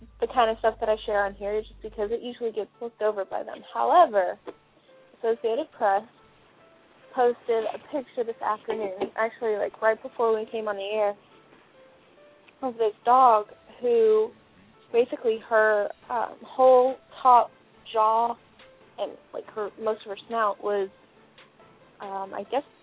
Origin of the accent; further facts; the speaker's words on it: Christmas, Florida, United States; I grew up in my hometown of Christmas, Florida